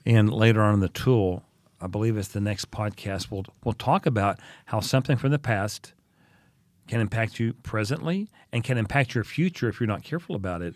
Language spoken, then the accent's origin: English; United States; moved away as an adult; also born or lived in Oklahoma / Texas; now in Vienna, Austria; I grew up in Oklahoma and Texas